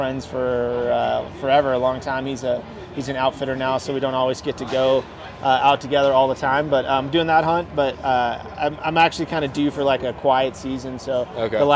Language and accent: English; Sheridan, Wyoming, United States; moved away as an adult; now in Bozeman, United States; I was born in Bozeman, but I grew up in Sheridan, Wyoming, primarily, up until college